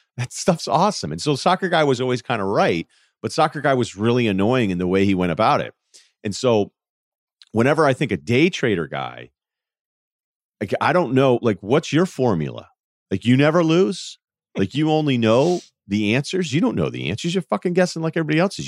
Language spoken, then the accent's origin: English; Northeast, United States; I'm from the Northeast, and there weren't many ranchers coming out of Phillips Andover